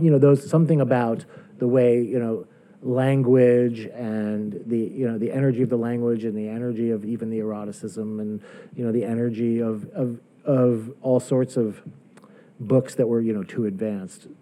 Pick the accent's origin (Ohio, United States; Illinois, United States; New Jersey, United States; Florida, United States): New Jersey, United States; Closter; moved away as an adult; now in New York, United States; I was born in New York, but I grew up in, in New Jersey